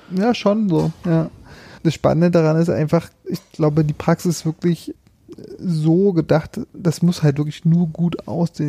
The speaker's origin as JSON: {"language": "German", "area": "Märkisch-Oderland", "region": "Brandenburg", "country": "Germany", "tie": "born or raised there", "also_born_or_lived": "Berlin / Greifswald", "moved": "as an adult", "said": "ich bin quasi den, den Weg zurückgegangen in meine alte Heimat, äh, Märkisch-Oderland"}